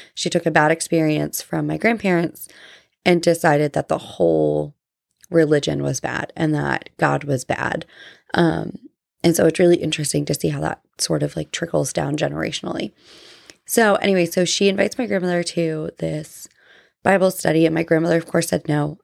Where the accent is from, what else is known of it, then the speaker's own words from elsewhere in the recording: New Jersey, United States; now in Georgia, United States; I grew up in New Jersey